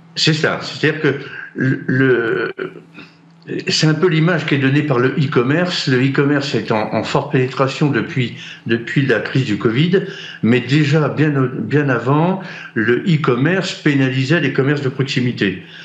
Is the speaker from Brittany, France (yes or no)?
yes; Brittany, France; j'ai un drapeau breton et je revendique la Bretagne et, notre culture bretonne